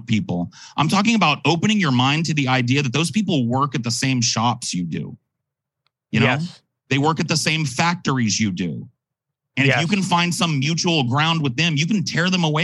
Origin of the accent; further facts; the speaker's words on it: California, United States; as a Californian